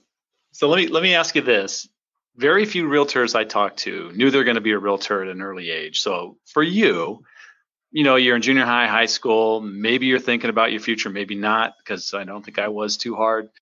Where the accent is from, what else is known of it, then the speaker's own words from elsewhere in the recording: San Diego, California, United States; moved away; also born or lived in Phoenix; I grew up in San Diego and moved to Phoenix